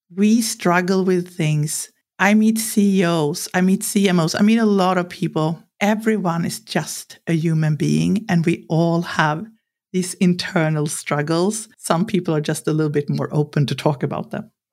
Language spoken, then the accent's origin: English; Sweden; growing up in Sweden with a culture where it's really clear here that you're not supposed to think you're something special